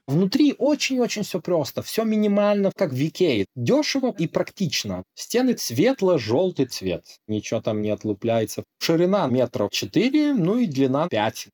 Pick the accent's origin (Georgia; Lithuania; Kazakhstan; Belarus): Lithuania; moved away; also born or lived in Norway; я литовец